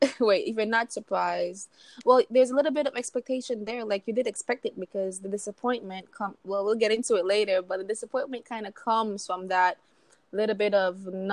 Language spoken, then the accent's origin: English; Jacksonville, Florida, United States; moved away as an adult; also born or lived in Belize; now in Qatar; I frequent Jacksonville, which is where I grew up. And I'm originally from Belize.